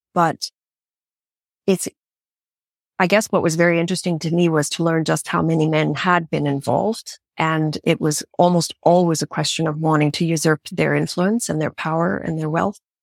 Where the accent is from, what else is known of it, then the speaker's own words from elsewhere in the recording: Canada; moved away; I grew up in Canada